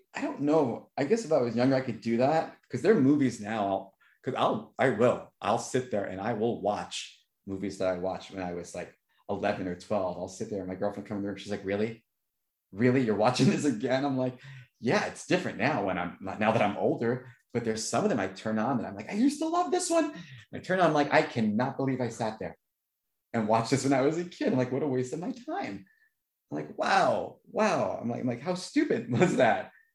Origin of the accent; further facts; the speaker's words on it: New York, United States; I'm from New York